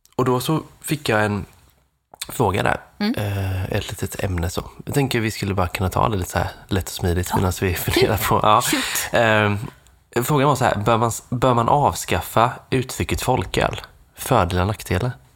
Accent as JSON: {"language": "Swedish", "town": "Nässjö", "region": "Jönköping County", "country": "Sweden", "tie": "born or raised there", "said": "mina hemtrakter Nässjö"}